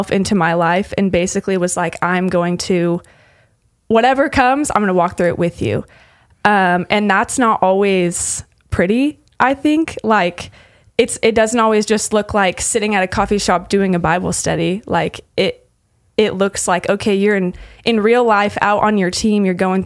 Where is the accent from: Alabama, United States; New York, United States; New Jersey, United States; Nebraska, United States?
Nebraska, United States; Lincoln; moved away as an adult; also born or lived in Utah / Texas; I'm from Lincoln, Nebraska originally. And I grew up doing FCA